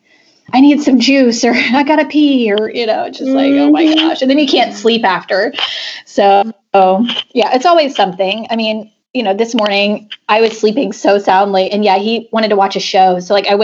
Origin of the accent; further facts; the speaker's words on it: Argyle, Texas, United States; moved to my hometown and started coaching at Liberty Christian School in Argyle, Texas